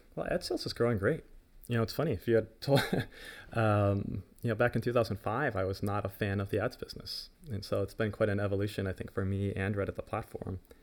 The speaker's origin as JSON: {"language": "English", "country": "United States", "said": "as an American"}